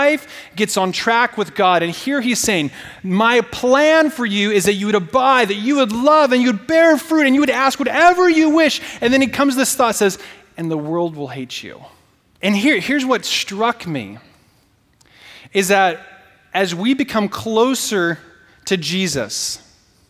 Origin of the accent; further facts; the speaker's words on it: Portland, Oregon, United States; moved away; I'm from the Northwest. And when I go home, you know, sometimes to Portland, and, you know, I stay in, like, my bed I grew up in, my room